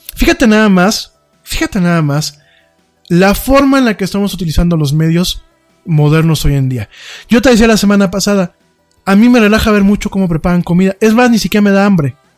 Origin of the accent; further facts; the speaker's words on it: Mexico; aquí en México